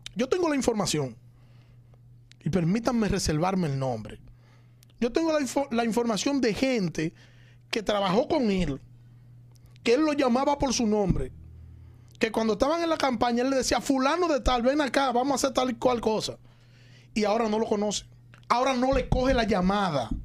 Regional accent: Santo Domingo Este, Distrito Nacional, Dominican Republic; Como ciudadano de Santo Domingo Este, yo soy de Santo Domingo Este.

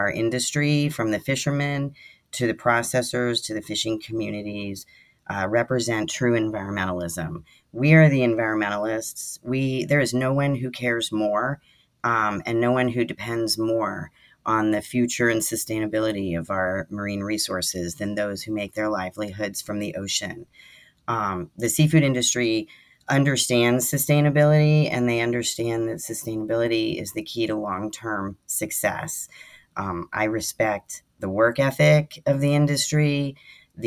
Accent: Virginia Beach, Virginia, United States; also born or lived in New England; now in West Coast, United States; I grew up in Virginia Beach and I grew up eating Chesapeake Bay blue crab

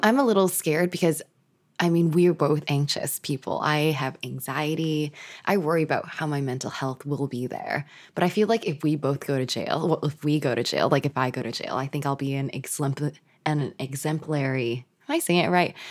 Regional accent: Canada; We're Canadian

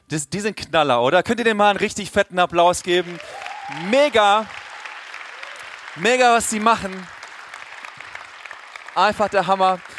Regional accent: Swabia, Germany; wenn ich als Ostfriese angekündigt wurde, ich komme jetzt eigentlich aus dem Schwabenland, Schwabenland

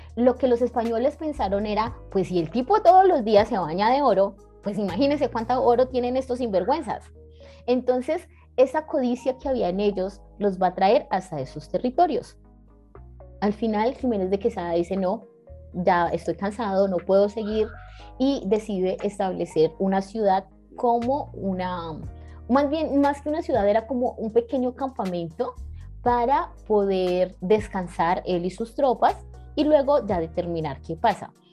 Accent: Cali, Valle del Cauca, Colombia; now in Bogotá, Colombia; los que no somos de Bogotá, los que venimos de fuera, incluso de ciudades como Cali

